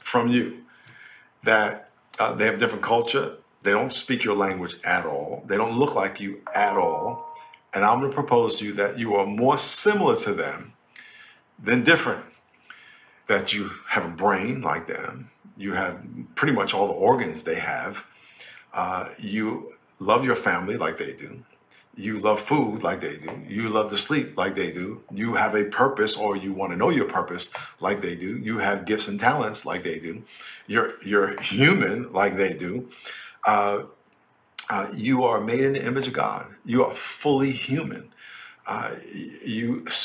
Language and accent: English; New York, United States; I grew up in New York in a neighborhood called Lakeview, which was mostly black.